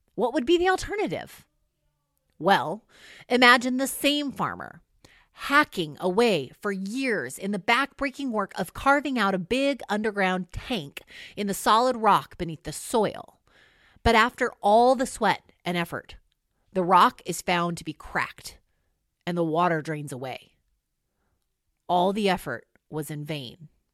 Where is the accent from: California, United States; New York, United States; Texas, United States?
California, United States; moved away as an adult; also born or lived in Illinois; I'm from California and have never seen snow fall from the sky before